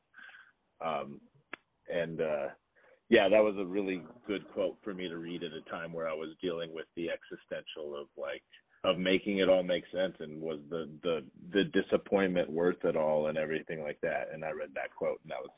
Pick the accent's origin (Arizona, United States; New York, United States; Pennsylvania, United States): Arizona, United States; Pinetop-Lakeside; I am from Pine Top Lakeside, you know, I'm from very close